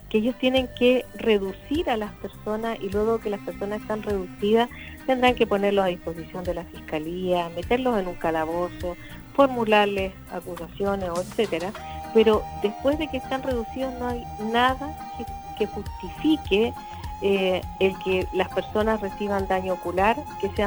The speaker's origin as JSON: {"language": "Spanish", "country": "Chile", "said": "obtengamos las cosas que queremos todos y podamos cumplir los sueños que tenemos como chilenos."}